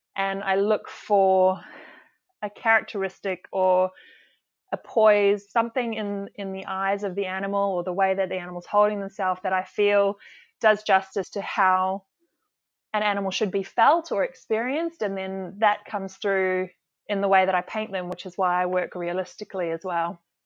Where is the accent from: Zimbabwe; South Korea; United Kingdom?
Zimbabwe; also born or lived in South Africa / Perth, Australia; now in Cairns, Australia; Zimbabwe was, I think, the key, uh, part of my life. We were there most of my childhood, and it was during the time before the, the war sort of kicked off and, and most people had to leave, which was our case as well.